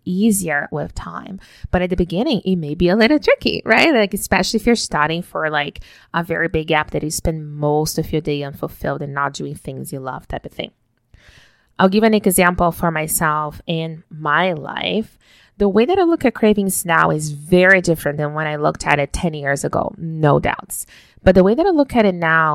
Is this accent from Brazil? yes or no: yes; Brazil; moved away; growing up in Brazil, we woke up every single morning with my parents bringing us a hot cup of hot chocolate